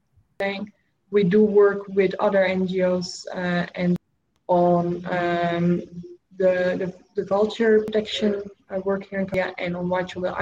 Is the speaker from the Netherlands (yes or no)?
yes; Netherlands; moved away as an adult; now in Cambodia; I grew up, you know, in Dutch culture. I learned to work in Dutch culture